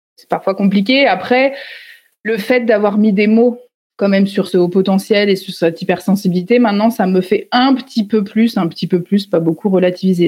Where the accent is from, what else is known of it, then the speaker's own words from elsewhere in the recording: Nevers, Bourgogne-Franche-Comté, France; Je suis née à Nevers, dans une famille, euh, on va dire, assez classique euh, française.